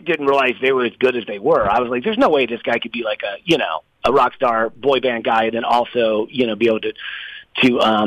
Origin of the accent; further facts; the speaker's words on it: Atlanta, Georgia, United States; moved away; also born or lived in West Coast / Palm Coast, Florida; I'm from Atlanta, but I built a place just south of you guys down in Palm Coast